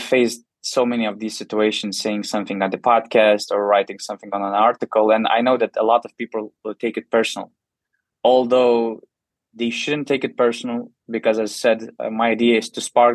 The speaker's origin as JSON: {"language": "English", "town": "Panevėžys", "region": "Panevėžys County", "country": "Lithuania", "tie": "born or raised there", "said": "I'm from Panevėžys, so my team is Lietkabelis"}